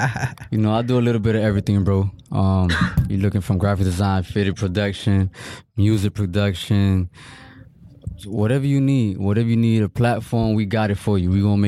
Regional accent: Miami, Florida, United States; also born or lived in Broward County; Born and raised in Miami.

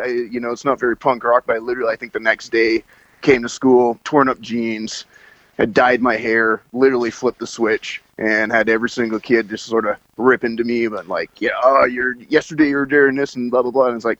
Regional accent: Calgary, Alberta, Canada; I'm from Calgary. Yeah, we're based out of Calgary

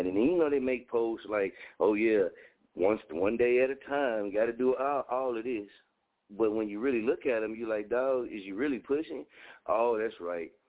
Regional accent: Muskogee, Oklahoma, United States; moved away as an adult; Muskogee for me, Muskogee is not my market. It's my hometown. I love it here

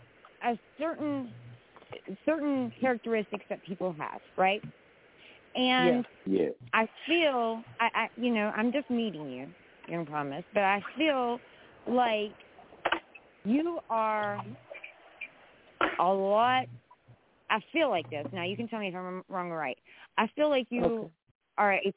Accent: West Virginia, United States; I really am a West Virginia girl

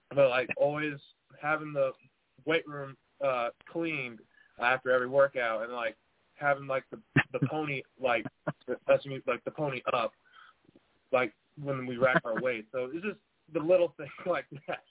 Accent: San Angelo, Texas, United States; also born or lived in Dallas, Texas; I played my ball at San Angelo Central here in San Angelo, Texas

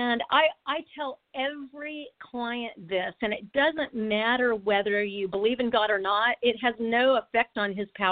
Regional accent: United States; as an American

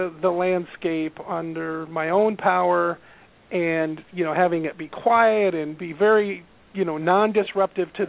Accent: Nebraska, United States; moved away as an adult; now in Iowa, United States; I grew up in Nebraska, pretty close to the Iowa border, always within 40 miles

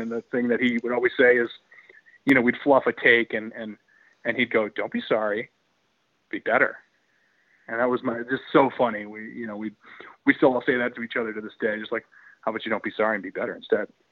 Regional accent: southern New England, United States; we as Southern New Englanders

